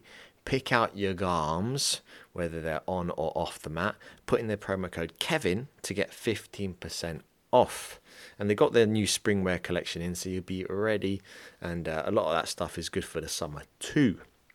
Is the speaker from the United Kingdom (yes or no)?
yes; England, United Kingdom; You know, I'm an English guy and haven't done much dancing apart from when I was drunk when I was younger